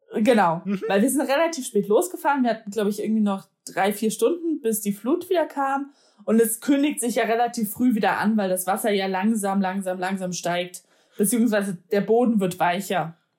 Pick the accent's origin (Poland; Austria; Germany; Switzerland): Poland; moved away; als Polin